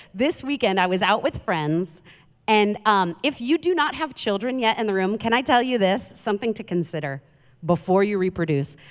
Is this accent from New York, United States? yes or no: yes; New York City, New York, United States; moved away; I'm from Queens, New York